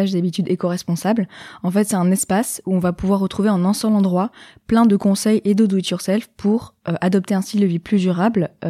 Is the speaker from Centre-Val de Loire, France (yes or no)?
no; Nice, Provence-Alpes-Côte d'Azur, France; je viens de Nice, yes.